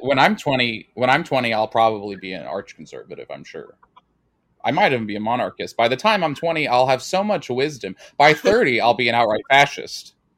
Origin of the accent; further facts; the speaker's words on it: New York City, New York, United States; I'm from the Northeast. I'm from New York City